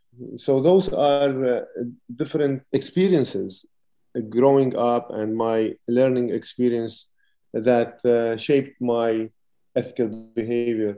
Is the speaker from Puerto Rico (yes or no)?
no; Lebanon; moved away as an adult; I'm originally from Lebanon